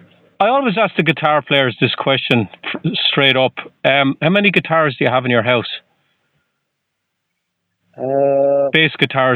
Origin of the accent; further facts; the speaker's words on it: Ireland; moved away as an adult; now in Boston, United States; I'm from the next parish over. I'm from Ireland.